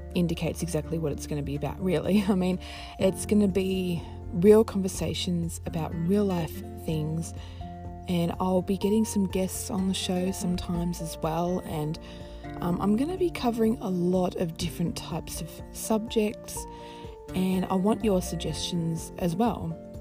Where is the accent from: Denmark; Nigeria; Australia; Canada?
Australia; I am Australian. I live in Melbourne